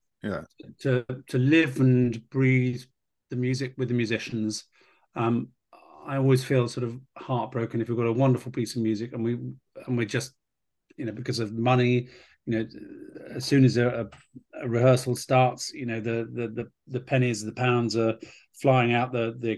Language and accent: English; United Kingdom